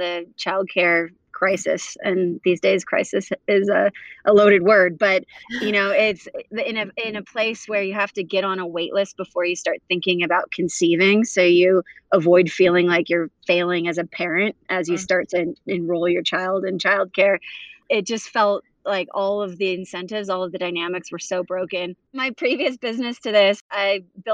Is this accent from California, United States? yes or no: yes; Huntington Beach, California, United States; also born or lived in South Africa; we grew up in Huntington Beach, and it wasn't until I was about 10 where I moved between South Africa and California.